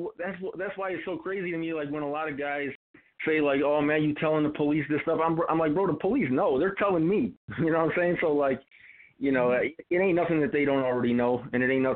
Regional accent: Chicago, Illinois, United States; a lot of people on the internet, when they seen that I was from Chicago

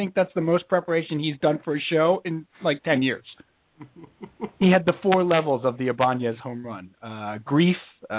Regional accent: New York, United States; Okay, we all have Scott Muni impressions because we grew up in New York.

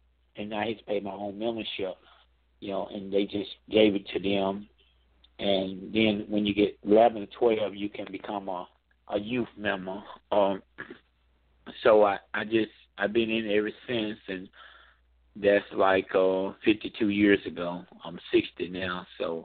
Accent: Culleoka, Tennessee, United States; I grew up in a town called Coloca, Tennessee. It's in southeast Mary County

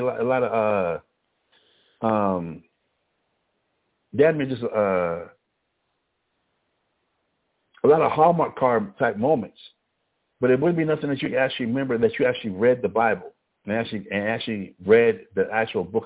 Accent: Albuquerque, New Mexico, United States; I grew up in the Northeast Heights of Albuquerque

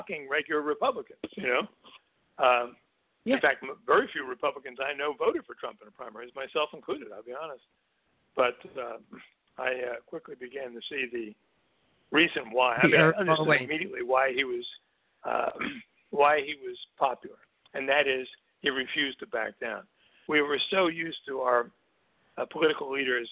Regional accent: Newark, New Jersey, United States; grew up in Newark, New Jersey

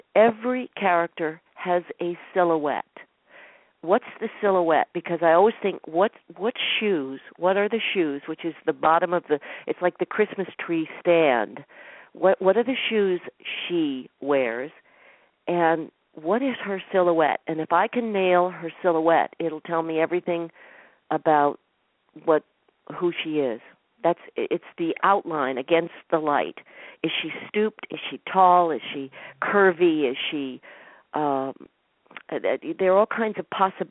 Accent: Boulder, Colorado, United States; also born or lived in New York City / West Nyack, New York / Denver; When I was 7, 8 years old, we moved to Denver while our house was being built in Boulder, Colorado

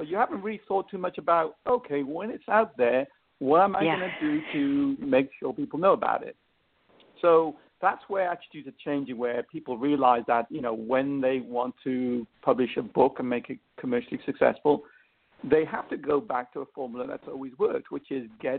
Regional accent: England, United Kingdom; accent: English; my English accent

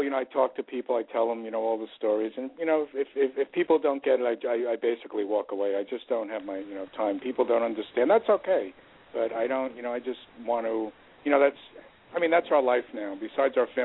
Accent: New York City, New York, United States; Queens, that's my hometown

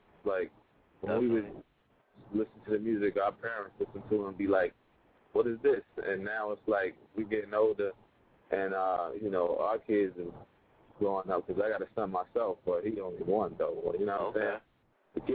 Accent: Asbury Park, New Jersey, United States; I'm from Jersey, Asbury Park. We call that Dark City.

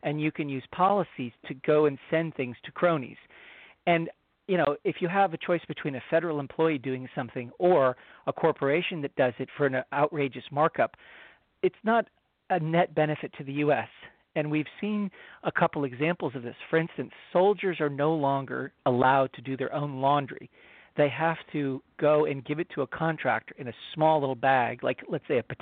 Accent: Washington, District of Columbia, United States; I grew up in Washington, D.C. You know, I went to elementary school and middle school and high school in Washington

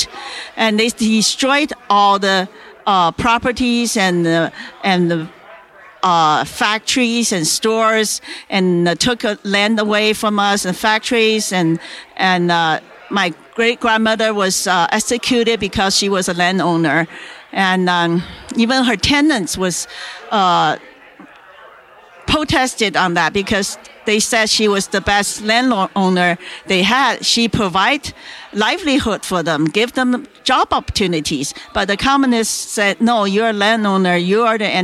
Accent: China; moved away; I was born in China in the 1950s

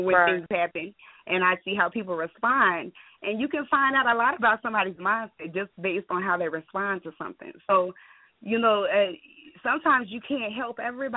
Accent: New Orleans, Louisiana, United States; I'm originally from New Orleans, and I'm my father's Haitian

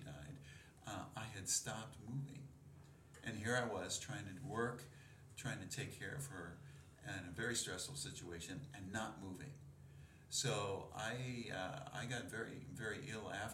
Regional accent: Dayton, Ohio, United States; my hometown in Dayton, Ohio

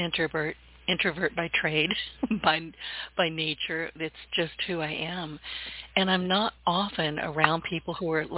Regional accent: the South, United States; I'm a Southerner

